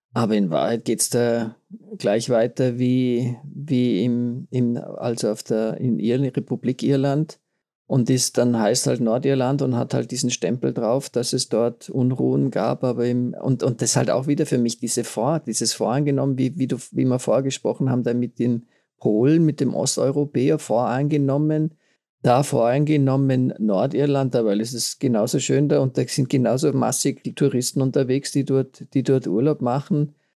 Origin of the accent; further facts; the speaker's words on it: Tyrol, Austria; bei uns in Tirol ist man ja sowieso bei